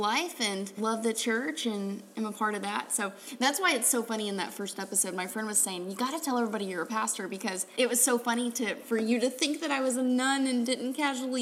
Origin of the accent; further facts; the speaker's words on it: Tennessee, United States; moved away; I'm originally from Tennessee, and so all my family was back there